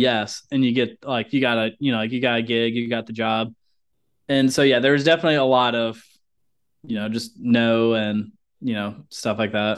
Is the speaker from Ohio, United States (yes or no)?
yes; Ohio, United States; moved away; I'm originally from Ohio